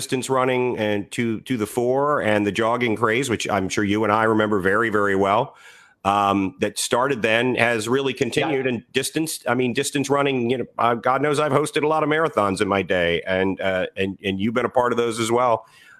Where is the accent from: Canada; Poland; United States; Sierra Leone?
United States; Northern Virginia; I grew up in Northern Virginia